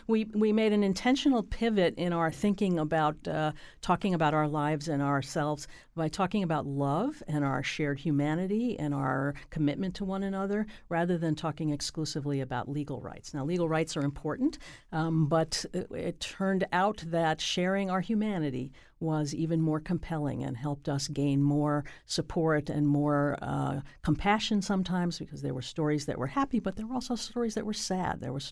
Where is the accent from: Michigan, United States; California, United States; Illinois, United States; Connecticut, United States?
Connecticut, United States; So I would say that I'm very proud of Connecticut as my home state